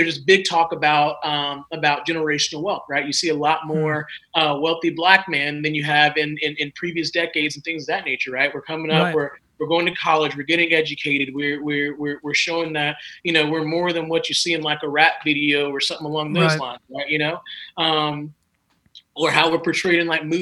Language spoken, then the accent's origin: English; South Carolina, United States; moved away as an adult; me growing up in South Carolina